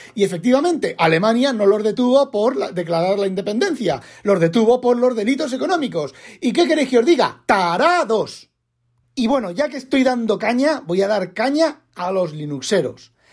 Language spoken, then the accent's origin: Spanish; Asturias, Spain; yo no sé hablar catalán, pero si los de Asturias